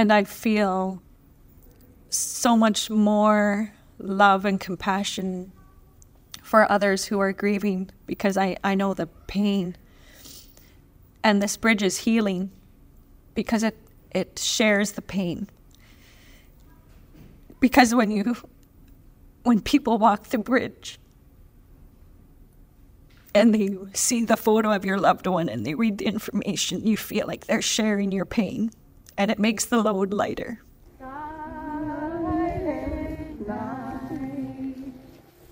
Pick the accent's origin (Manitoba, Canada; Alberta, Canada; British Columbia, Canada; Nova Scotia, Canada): British Columbia, Canada; Gitwinksihlkw; I am from Gitwingsik, British Columbia